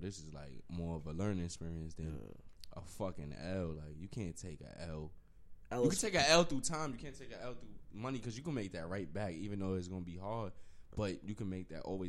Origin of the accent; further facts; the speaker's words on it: United States; I'm American, so I'm African-American